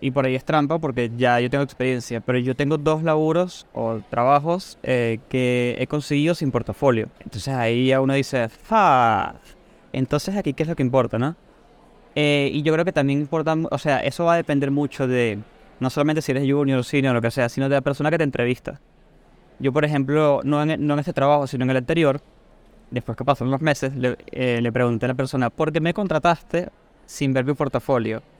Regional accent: Venezuela; now in Argentina; tengo Argentina ya siete años, pero soy de Venezuela, así que es, probable que mi acento lo noten como medio raro, como deformado, ¿no?

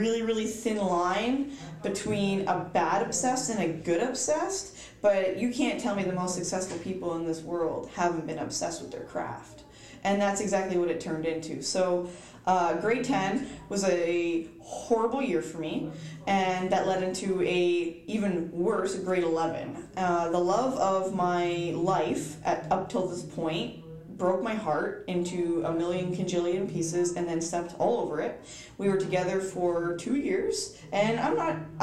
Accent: East Coast, United States; I am from the East Coast

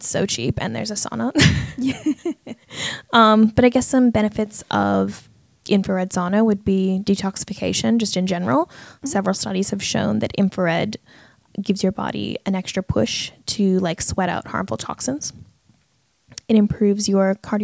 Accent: Canada; now in Australia; I'm Canadian

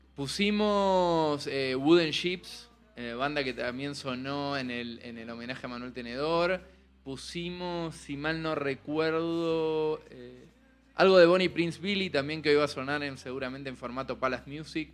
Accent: Argentina; accent: sutilmente sureño (Argentine); now in Mexico City, Mexico; una bandita argentina, ya que habrán notado que tengo un acento sutilmente sureño

